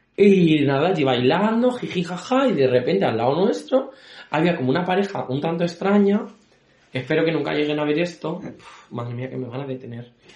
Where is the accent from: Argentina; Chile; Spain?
Spain; Yo soy español